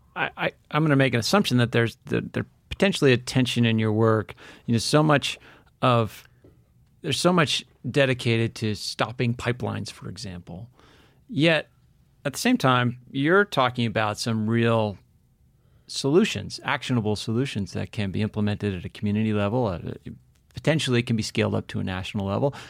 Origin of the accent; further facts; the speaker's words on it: New England, United States; I grew up in New England